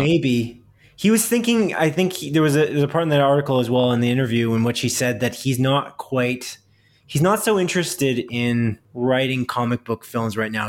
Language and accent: English; Canada; we're Canadian